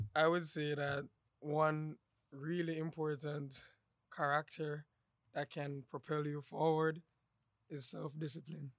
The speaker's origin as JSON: {"language": "English", "country": "Jamaica", "moved": "yes", "lives_now": "Savannah, United States", "said": "I'm from Jamaica, back in the islands in Jamaica."}